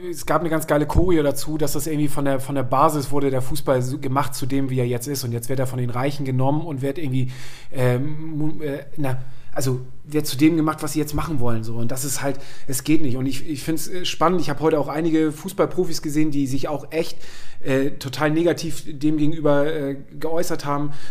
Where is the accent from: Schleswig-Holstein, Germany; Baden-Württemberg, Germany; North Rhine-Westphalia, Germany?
Schleswig-Holstein, Germany; Friedrichstadt; das ist meine Heimatstadt. Äh, ja, tatsächlich, meine Eltern wohnen da noch